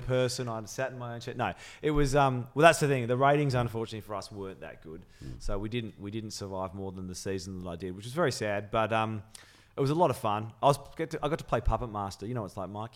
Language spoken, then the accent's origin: English; Melbourne, Victoria, Australia; also born or lived in London; I'm fiercely loyal Melbourne. Mm. Um, and having I was born in London. I came here when I was six